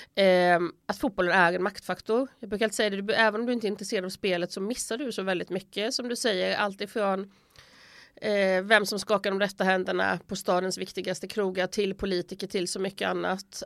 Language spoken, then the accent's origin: Swedish; Sweden; moved away as an adult; now in Italy; hemma i Sverige